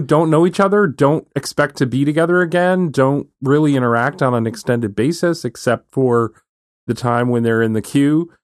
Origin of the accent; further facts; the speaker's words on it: Connecticut, United States; growing up in Connecticut